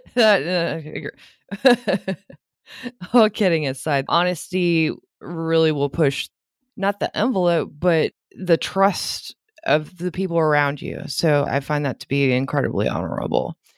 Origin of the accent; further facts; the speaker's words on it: Louisiana, United States; I'm from Louisiana